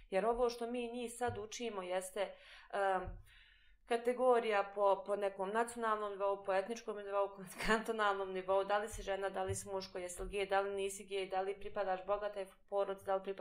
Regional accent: Bosnia & Herzegovina; edukacija kod nas u Bosni i Hercegovini te uči da pripadaš negdje.

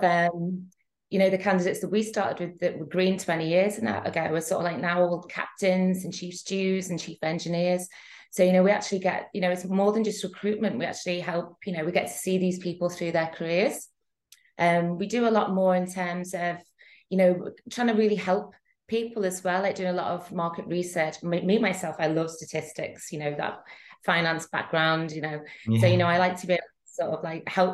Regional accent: Liverpool, North West England, United Kingdom; moved away as an adult; now in Antibes, France; I'm originally from Liverpool, but now I live in Antibes, France

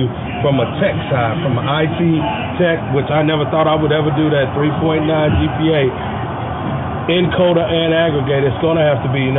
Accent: Midwest, United States; But I am from the Midwest.

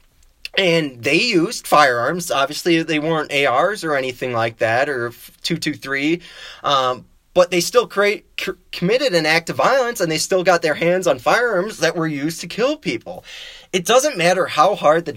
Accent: Wisconsin, United States; accent: Wisconsin; my Wisconsin accent

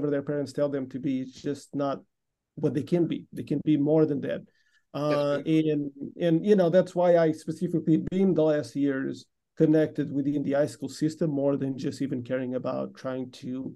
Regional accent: Portugal; now in Houston, United States; I'm actually from Portugal. Grew up over here.

